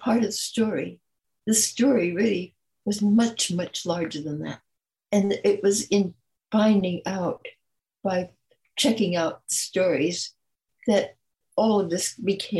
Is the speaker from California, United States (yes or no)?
yes; California, United States; also born or lived in Detroit, Michigan / New Orleans, Louisiana; I was born in Detroit, Michigan, left there at the age of three to go back to New Orleans, which was my family's home, and came to California at 6 years old. And I've been here ever since